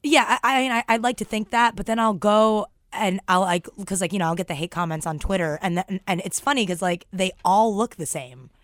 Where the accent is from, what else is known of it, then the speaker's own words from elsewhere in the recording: New York City, New York, United States; I grew up in Forestalls, Queens